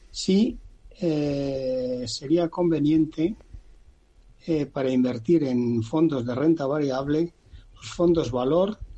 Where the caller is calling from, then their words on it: Madrid, Community of Madrid, Spain; Buenos días. ¿Qué tal? … de Madrid.